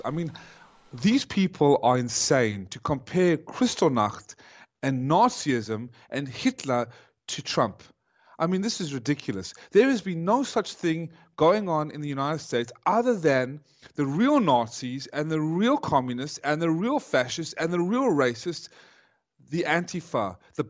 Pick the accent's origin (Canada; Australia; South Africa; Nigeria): South Africa; I was born in South Africa, because they had to flee Nazi Germany